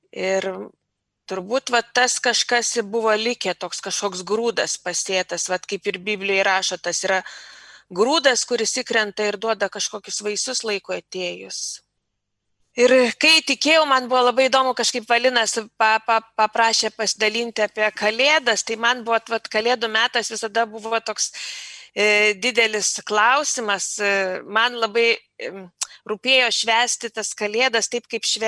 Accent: near Klaipėda, between Šilutė and Klaipėda, Klaipėda County, Lithuania; Augau aš irgi Klaipėdos, netoli Klaipėdos, tarp Šilutės ir Klaipėdos, nedidelėme bažnytkaimyje. Ir mano mama buvo mokytoja ir to tikėjimo mes negalėjom gauti tarybiniais metais, mama bijojo prarasti darbą.

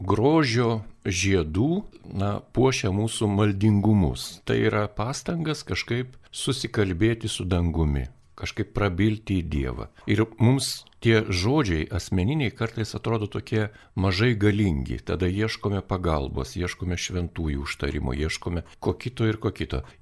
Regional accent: Vilnius, Vilnius County, Lithuania; mes Vilniečiai

